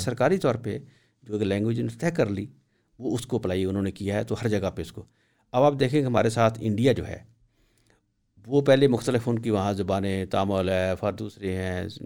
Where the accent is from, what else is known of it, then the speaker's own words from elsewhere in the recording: Punjab, Pakistan; also born or lived in Lahore; میں خود پنجابی ہوں مگر میں نہ لکھ سکتا ہوں نہ پڑھ سکتا ہوں